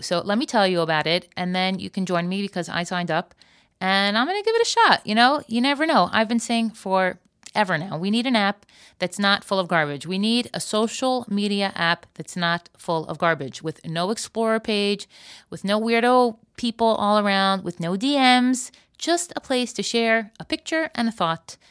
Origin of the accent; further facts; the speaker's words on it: Florida, United States; now in Israel; I grew up in Florida and I live in Israel